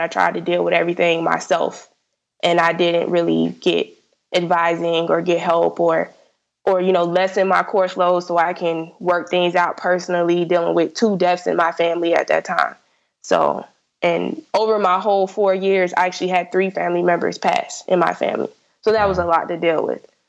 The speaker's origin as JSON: {"language": "English", "region": "South Florida", "country": "United States", "said": "I'm from South Florida, so I applied to only schools in Florida"}